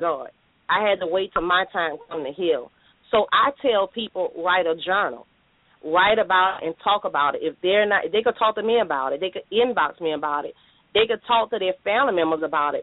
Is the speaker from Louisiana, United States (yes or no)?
yes; New Orleans, Louisiana, United States; I'm from New Orleans, Louisiana, born and raised.